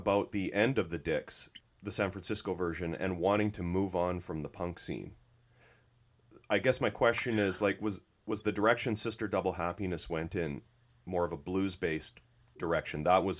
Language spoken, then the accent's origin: English; Canada; I'm Canadian